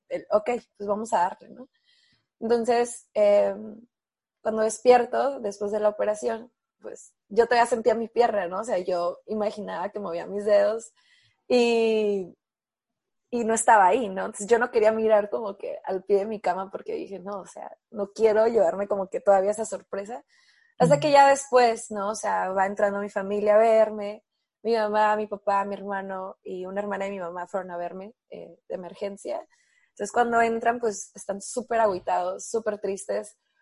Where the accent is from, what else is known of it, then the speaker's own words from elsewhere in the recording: Mexico; also born or lived in Tijuana / San Diego; estaba como muy criada, ¿no? La mexicana